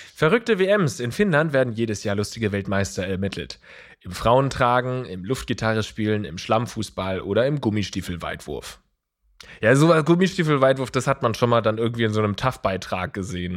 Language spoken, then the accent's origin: German; Germany; dass wir uns in Deutschland oder dass wir uns als Deutsche